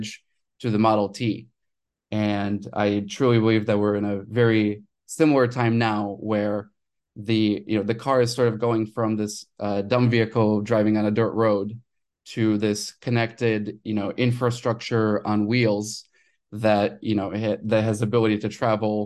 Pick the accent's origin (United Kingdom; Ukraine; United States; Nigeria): Ukraine; I was born in Ukraine